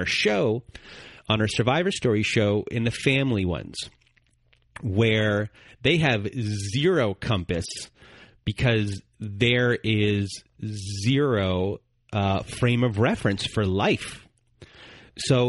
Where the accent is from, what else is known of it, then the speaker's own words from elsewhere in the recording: Canada; I'm Canadian